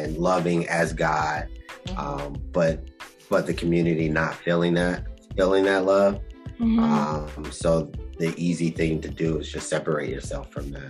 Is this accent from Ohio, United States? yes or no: yes; Trotwood, Ohio, United States; I grew up in Dayton. Born and raised in that area, suburb, which is called Trotwood